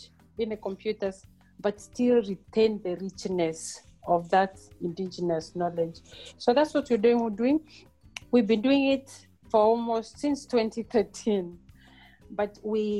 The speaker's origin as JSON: {"language": "English", "area": "Mbeere, eastern Kenya", "region": "Embu County", "country": "Kenya", "tie": "born or raised there", "also_born_or_lived": "Nairobi, Kenya / Europe", "moved": "as an adult", "lives_now": "South Africa", "said": "I am a village girl born and bred in Kenya, in Mbere, in eastern part of Kenya."}